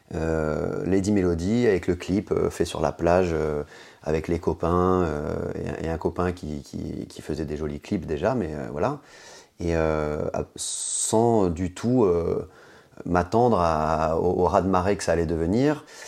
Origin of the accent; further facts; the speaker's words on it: Guadeloupe, France; also born or lived in Dakar, Senegal / Bamako, Mali / south-west France; je suis parti euh, à l'âge de 10 ans et demi à peu près m'installer en Guadeloupe où ma maman vit euh, depuis 30 ans et donc euh, où j'ai grandi, j'ai fait collège, lycée, fac en Guadeloupe